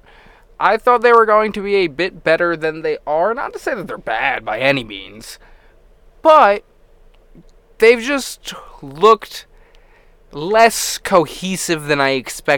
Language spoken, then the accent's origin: English; New York, United States; I'm from New York